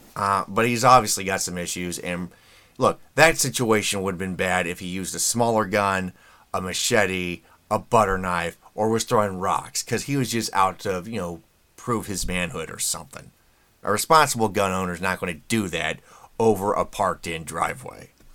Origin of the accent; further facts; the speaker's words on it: Indiana, United States; my home state here